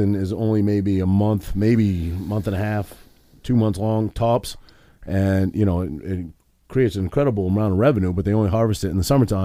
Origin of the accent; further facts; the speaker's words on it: Down East Maine, United States; now in New Jersey, United States; Every kid from my area, my little region that I grew up in Down East Maine